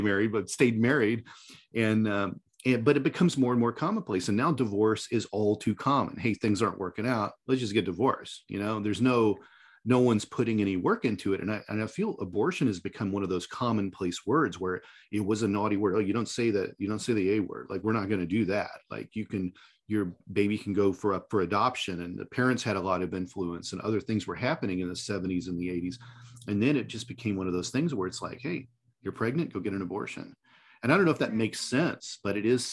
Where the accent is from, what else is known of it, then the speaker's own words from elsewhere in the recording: Indiana, United States; Indiana, my home state